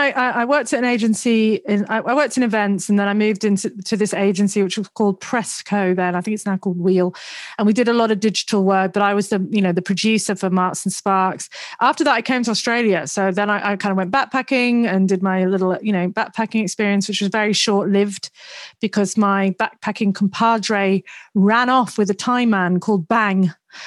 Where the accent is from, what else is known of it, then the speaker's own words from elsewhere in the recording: Twyford, South East England, United Kingdom; accent: mishmash; also born or lived in Sandbach, Cheshire / Leeds; I was born in Sandbach in Cheshire, and then I moved down south to Henley because it sounds nice, Henley-on-Thames. It wasn't Henley. It was a place called Twyford, which is near Reading. And then I went to uni in Leeds